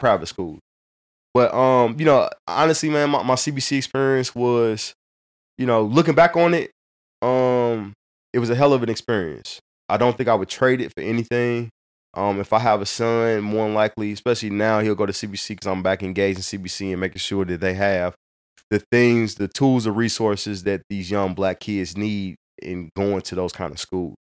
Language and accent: English; Hazelwood, Missouri, United States; I grew up in North County, in Hazelwood